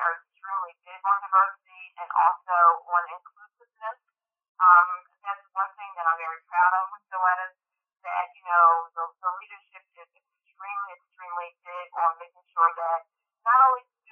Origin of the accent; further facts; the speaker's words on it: Camden, New Jersey, United States; I'm originally from Camden, New Jersey, inner city